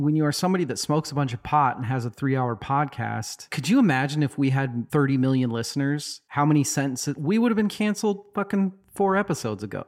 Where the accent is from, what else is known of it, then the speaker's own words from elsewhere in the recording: Boise, Idaho, United States; growing up in Boise as a non-religious person